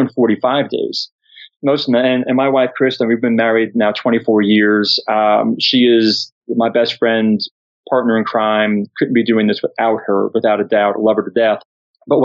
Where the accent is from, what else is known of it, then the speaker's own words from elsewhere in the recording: Long Island, New York, United States; I grew up on Long Island, New York